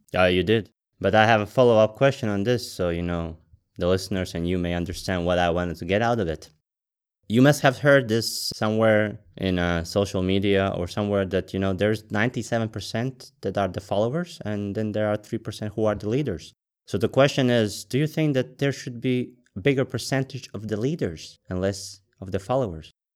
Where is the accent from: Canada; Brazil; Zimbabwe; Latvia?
Latvia; I'm from Latvia